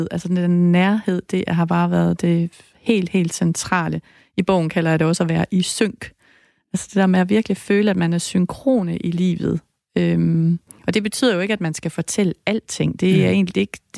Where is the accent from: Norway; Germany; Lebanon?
Lebanon; Danish is a second language; now in Denmark; Jeg kommer fra Libanon.